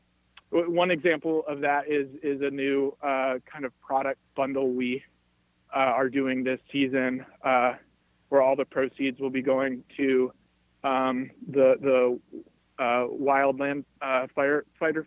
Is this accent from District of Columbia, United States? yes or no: no; Cincinnati, Ohio, United States; my hometown of Cincinnati